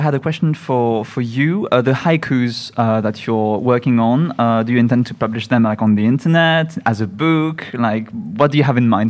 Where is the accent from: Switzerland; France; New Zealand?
Switzerland; Geneva; I'm from Geneva